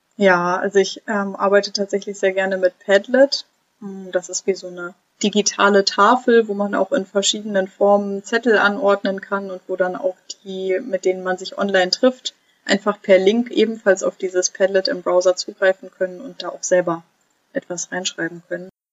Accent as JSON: {"language": "German", "area": "near Cologne", "region": "North Rhine-Westphalia", "country": "Germany", "moved": "as an adult", "lives_now": "Rostock, Germany", "said": "Ich komme nämlich eigentlich aus der Nähe von Köln"}